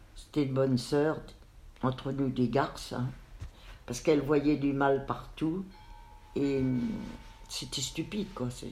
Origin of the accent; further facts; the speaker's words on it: Nancy, Grand Est, France; also born or lived in Metz; nous avons quitté Metz avec maman et mes trois frères pour venir nous installer à Nancy